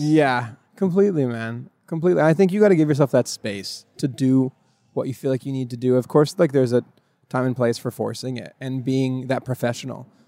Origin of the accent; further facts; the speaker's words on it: northern Oregon, United States; moved away as an adult; also born or lived in Miami; I'm from upstate, upstate Oregon. I don't know if people say that, but from very northern, northern part of Oregon